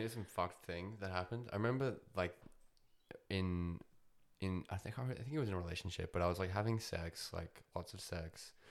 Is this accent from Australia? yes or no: yes; Australia; I'm Australian, um, but I'm also, I think I'd put Russian in there. Technically Ukrainian, actually.